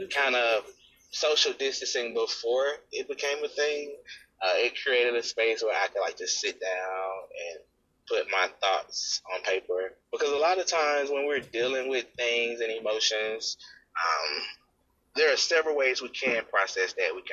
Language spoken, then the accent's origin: English; Mississippi, United States; I'm 33 from Mississippi.